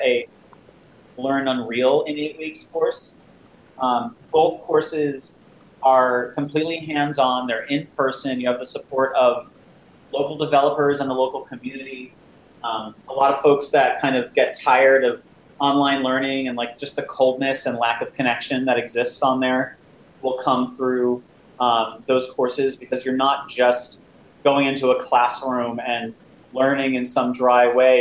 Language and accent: English; New Jersey, United States; moved away as an adult; now in New York City, United States; I'm from this area originally. I grew up in New Jersey. Uh, moved to New York when I was uh, going to college at NYU uh, for undergrad